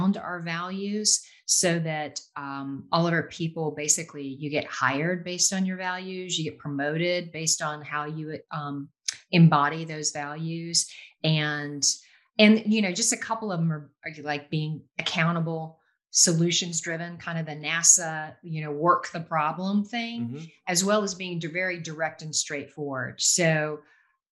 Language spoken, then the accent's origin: English; North Carolina, United States; I'm primarily from North Carolina. I went to school here all the way up through college, UNC Chapel Hill